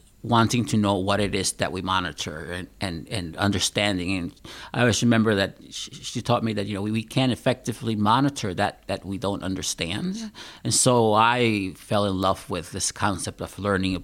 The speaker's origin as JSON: {"language": "English", "country": "Puerto Rico", "also_born_or_lived": "Pennsylvania", "moved": "yes", "lives_now": "Wisconsin, United States", "said": "I am originally from Puerto Rico"}